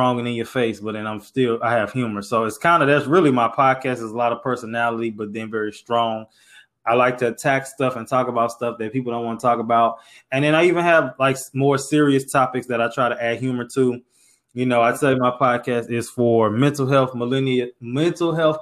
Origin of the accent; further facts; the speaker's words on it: St. Louis, Missouri, United States; moved away as an adult; now in Houston, United States; I'm from St. Louis, live in Houston, moved to Houston for school